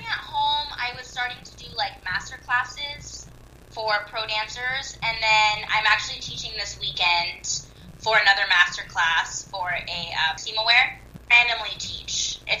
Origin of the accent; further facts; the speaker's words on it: Bay Area, California, United States; I'm from the Bay Area.